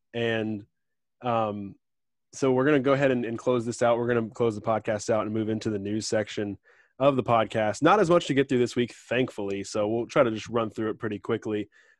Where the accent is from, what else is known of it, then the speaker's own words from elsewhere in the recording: Tampa, Florida, United States; the University of Tampa, my hometown.